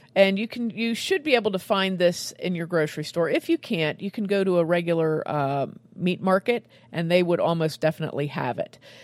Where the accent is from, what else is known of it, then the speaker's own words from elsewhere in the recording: Western Pennsylvania, United States; my hometown here in Western Pennsylvania